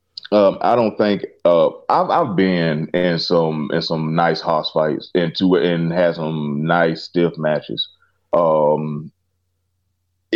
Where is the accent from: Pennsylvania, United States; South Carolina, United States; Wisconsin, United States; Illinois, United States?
South Carolina, United States; Clinton; a grocery store in my hometown of Clinton, South Carolina